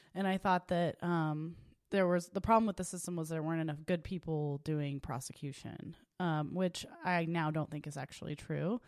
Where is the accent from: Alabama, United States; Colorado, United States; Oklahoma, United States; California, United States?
Oklahoma, United States; Tulsa; I was born and raised in Tulsa, Oklahoma, at Saint Francis Hospital